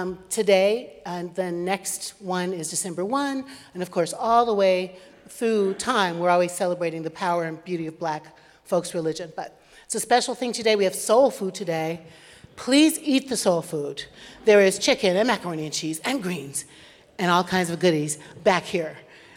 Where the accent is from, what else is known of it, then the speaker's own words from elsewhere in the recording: Michigan, United States; We're from Michigan.